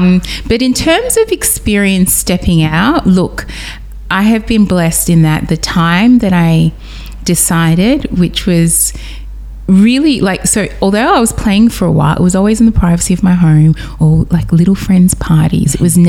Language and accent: English; Nigeria; because being West African, being Nigerian, that's the heart of Afrobeats.